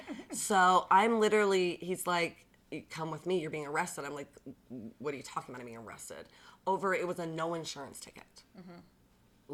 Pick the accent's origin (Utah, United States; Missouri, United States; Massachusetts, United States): Utah, United States; Bountiful; growing up in Bountiful